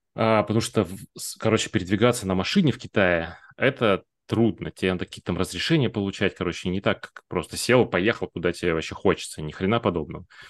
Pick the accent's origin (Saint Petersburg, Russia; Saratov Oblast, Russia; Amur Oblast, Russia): Amur Oblast, Russia; Blagoveshchensk; я с Дальнего Востока, с того самого Благовещенска, в котором Китай через